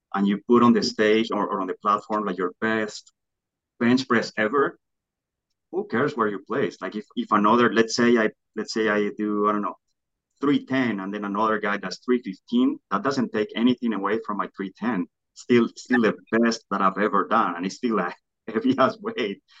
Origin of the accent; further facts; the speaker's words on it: Colombia; moved away; I grew up in Colombia